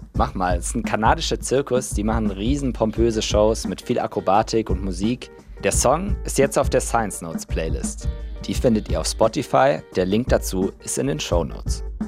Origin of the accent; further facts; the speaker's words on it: Swabia, Baden-Württemberg, Germany; accent: Swabian; In Schwaben, wo ich herkomme